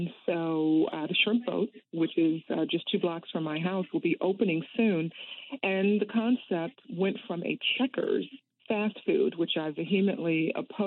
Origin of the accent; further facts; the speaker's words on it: Detroit, Michigan, United States; moved away; I'm from Detroit originally